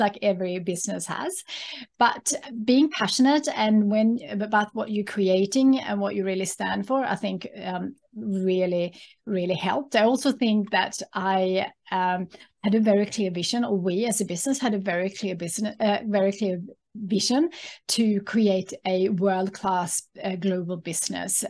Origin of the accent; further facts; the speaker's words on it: Sweden; English is a second language; moved away as an adult; now in Australia; have a connection with my home country being Sweden